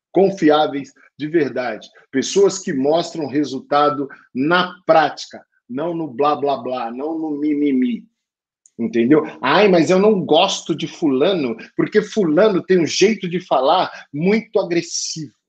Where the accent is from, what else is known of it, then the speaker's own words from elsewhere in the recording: Brazil; nem parece que eu sou brasileiro, porque eu sambo mal pra caramba